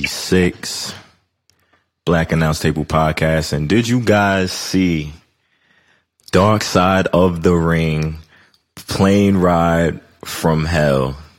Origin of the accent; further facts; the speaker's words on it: Detroit, Michigan, United States; I'm from Detroit. I tell her all